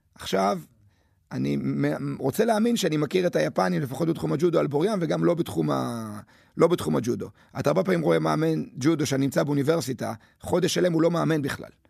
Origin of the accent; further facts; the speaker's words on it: Netanya, Central District, Israel; אני גדלתי בנתניה